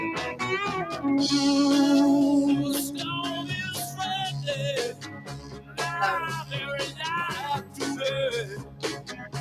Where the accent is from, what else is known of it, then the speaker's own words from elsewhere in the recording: New York City, New York, United States; part of my life, I grew up in Harlem.